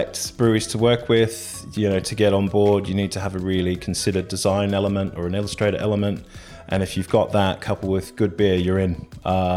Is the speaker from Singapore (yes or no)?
no; Australia; moved away as an adult; now in London, United Kingdom; I'm from Australia, so where beer is kind of pretty nondescript. And I came over here in my 20s